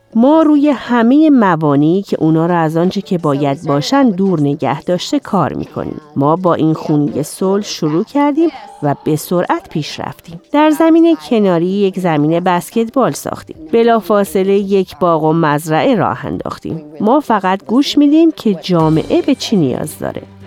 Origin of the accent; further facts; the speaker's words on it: Chicago, Illinois, United States; من در شیکاگو بزرگ شدم